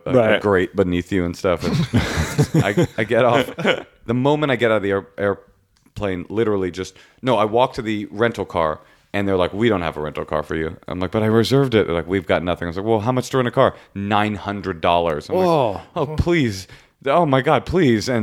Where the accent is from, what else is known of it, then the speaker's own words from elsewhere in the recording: United States; I'm from America